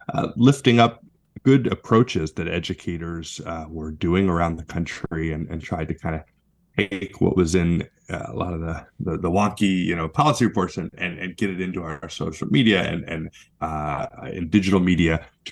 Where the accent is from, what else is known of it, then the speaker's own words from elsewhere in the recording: West Hartford, Connecticut, United States; moved away; also born or lived in Southwestern Virginia; I grew up in actually in New England, in Hartford, West Hartford, Connecticut, but my mother's family is from Southwestern Virginia